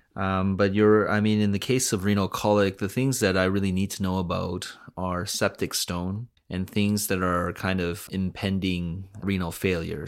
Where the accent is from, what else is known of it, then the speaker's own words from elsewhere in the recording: Vancouver, British Columbia, Canada; also born or lived in North Delta / Hamilton; Born and raised in Vancouver, uh, grew up in North Delta